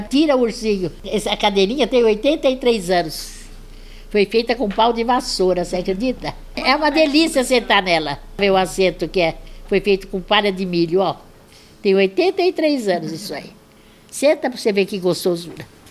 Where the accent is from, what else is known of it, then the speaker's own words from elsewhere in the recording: Mineiros do Tietê, São Paulo, Brazil; eu só nasci lá e passei um tempo da infância.